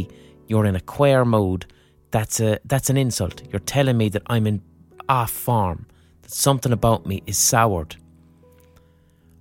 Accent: Limerick, Munster, Ireland; growing up in Limerick

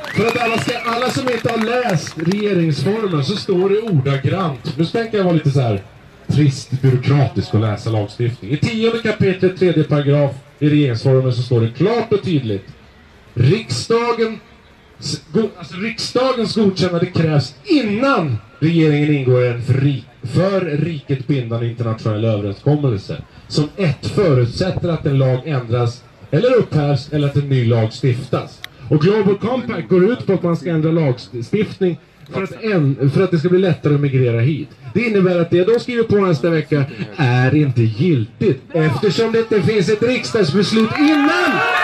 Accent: Sweden; vi svenskar

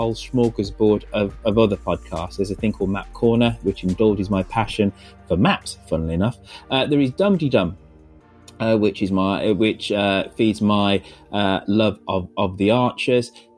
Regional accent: England, United Kingdom; I'm black, I'm British, but I was born in England

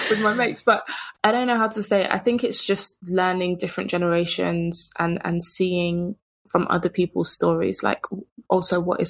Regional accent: United Kingdom; culturally being British

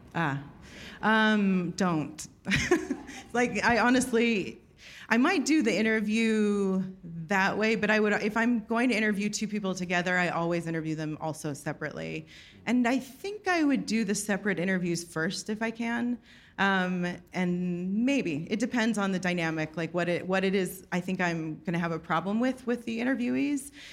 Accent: Texas, United States; moved away; also born or lived in New York; I'm from Texas

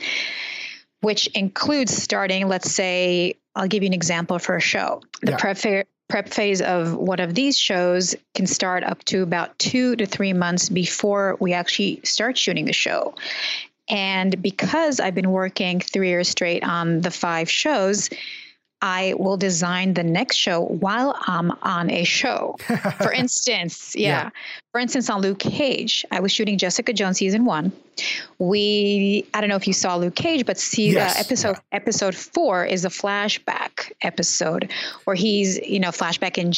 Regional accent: Israel; I grew up in Israel. I was born in the early 70s.

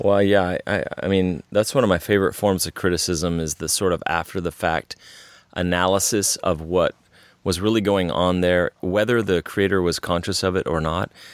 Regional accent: Texas, United States; growing up in Texas, uh, my family spent half their time on the Gulf Coast because that's where one part was from, and half the time in Central Texas

